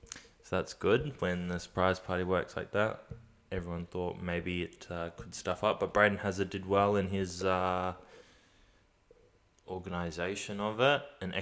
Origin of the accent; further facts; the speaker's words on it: India; even though I wear them everywhere because I'm Indian.